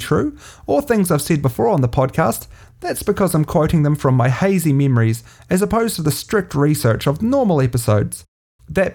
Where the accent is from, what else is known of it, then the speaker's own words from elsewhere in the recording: New Zealand; I'm a podcaster from New Zealand